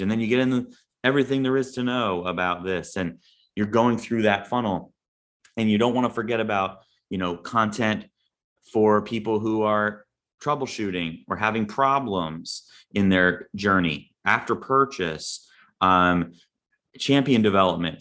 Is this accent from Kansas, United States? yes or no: no; Long Branch, New Jersey, United States; I grew up in Long Branch, New Jersey